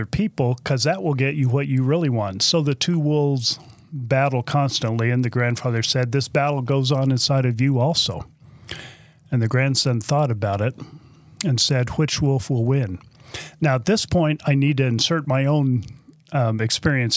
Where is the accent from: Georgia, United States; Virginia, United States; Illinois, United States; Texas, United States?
Texas, United States; I'm from Texas. I can say y'all.